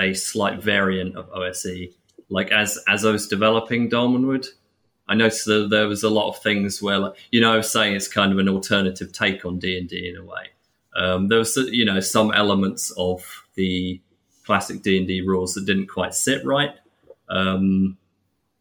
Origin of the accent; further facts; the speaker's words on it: England, United Kingdom; I'm English